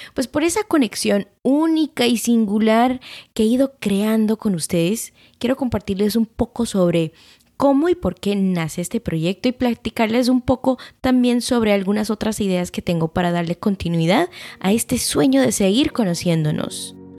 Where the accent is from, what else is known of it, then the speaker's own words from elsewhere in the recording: Guatemala; moved away; nosotros como guatemaltecos